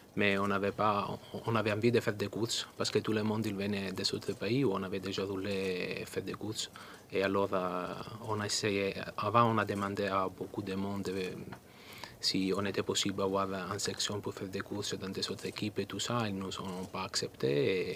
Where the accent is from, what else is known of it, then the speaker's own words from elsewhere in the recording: Italy; French is a second language; moved away; je suis italien.